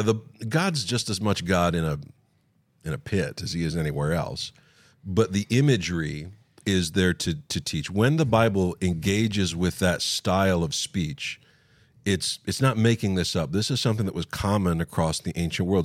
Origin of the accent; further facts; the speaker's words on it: West Virginia, United States; I grew up in West Virginia